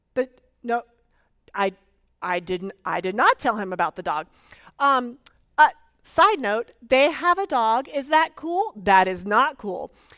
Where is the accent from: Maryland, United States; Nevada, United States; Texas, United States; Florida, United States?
Florida, United States; moved away; I am originally from Florida and willing to claim it.